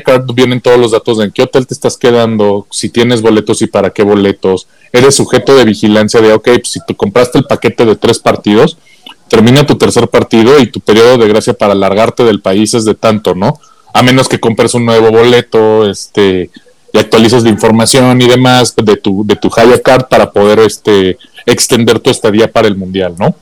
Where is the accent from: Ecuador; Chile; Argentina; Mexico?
Mexico; como mexicanos